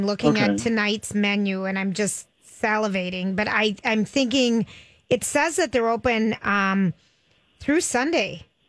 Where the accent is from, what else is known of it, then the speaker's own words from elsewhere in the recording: St. Paul, Minnesota, United States; I grew up in St. Paul